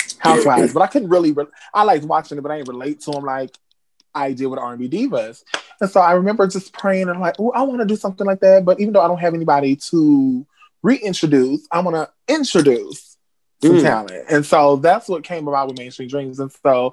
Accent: Robbins, Illinois, United States; also born or lived in Racine, Wisconsin; I am from Racing, Wisconsin. That's where I was born, but I'm from a small town, a village called Robbins, Illinois. So that's where I'm from. Born and raised. Well, raised

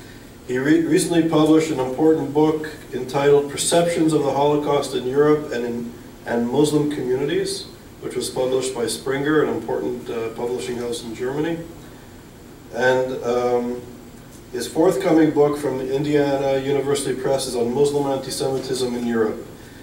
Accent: Canada; also born or lived in Israel; I'm a Canadian Israeli scholar.

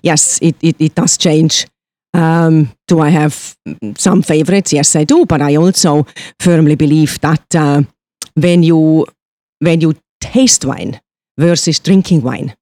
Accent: Switzerland; moved away as an adult; me being born and raised in Switzerland

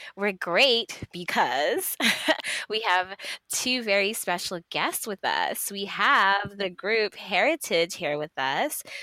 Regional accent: St. Kitts & Nevis; I'm from St. Kitts.

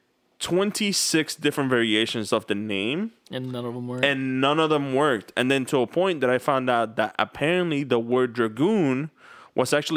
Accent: upstate New York, United States; also born or lived in Brooklyn, New York; I was already living in upstate

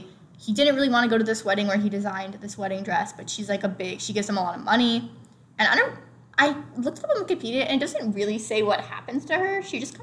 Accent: United States; we're American

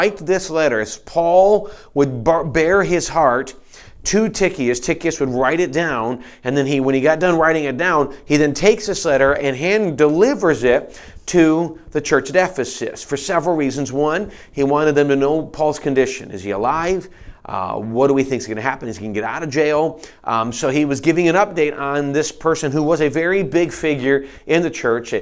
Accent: United States; us as American Christians

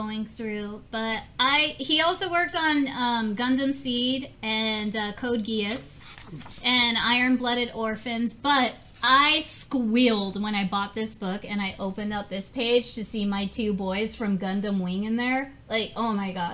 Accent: Los Angeles, California, United States; I grew up in Little Tokyo in Chinatown

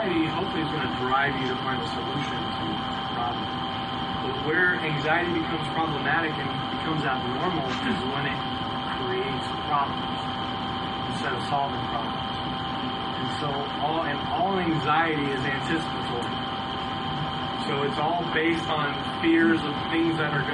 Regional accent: San Diego, California, United States; moved away as an adult; now in Georgia, United States; Growing up in San Diego

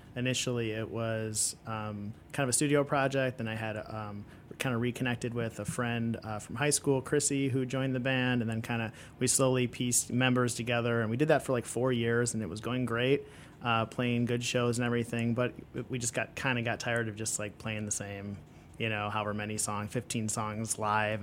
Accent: Chicago, Illinois, United States; I'm from Chicago. Yep, born and raised

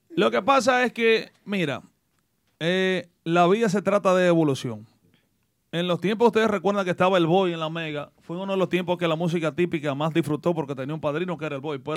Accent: Salcedo, Hermanas Mirabal, Dominican Republic; now in United States; mi pueblo Salcedo

